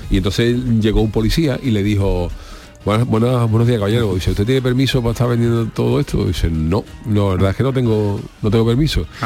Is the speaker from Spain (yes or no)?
yes; Cádiz, Andalusia, Spain; yo soy de, nacido de pura cepa, pero sí es verdad que, que la gente de Cádiz es especial.